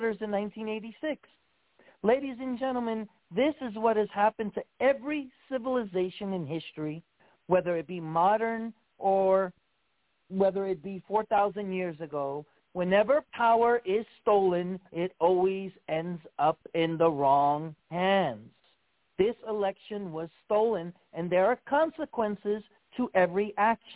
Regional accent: New York, United States; moved away; also born or lived in Hawaii; the state of New York, which is my home state where I was born and raised

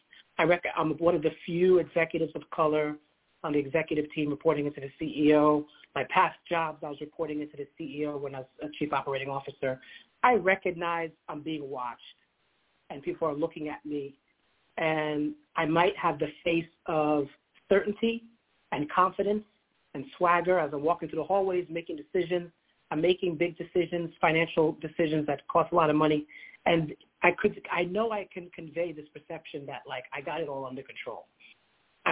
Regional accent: United States; I was born in America

